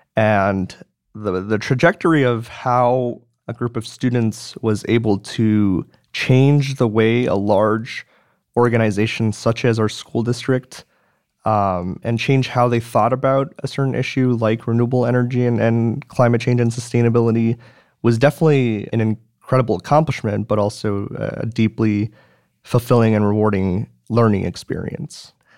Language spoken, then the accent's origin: English; Madison, Wisconsin, United States; moved away as an adult; So I was born and raised in Madison, Wisconsin. I've I've lived there for 18 years